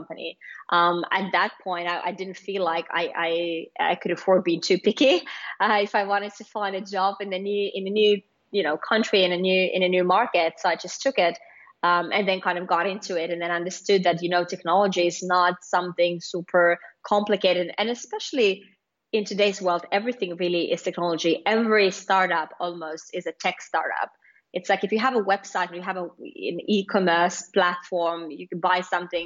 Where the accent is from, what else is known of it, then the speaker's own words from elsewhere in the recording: Lappeenranta, South Karelia, Finland; moved away as an adult; now in Singapore; I did my master's back in Finland in my home country, in my home city, Lappeenranta